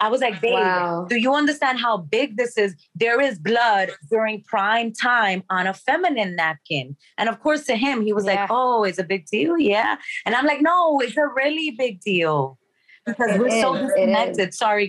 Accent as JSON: {"language": "English", "country": "Dominican Republic", "tie": "born or raised there", "said": "So we grew up in the Dominican Republic with a village of old folks that lived in the campo."}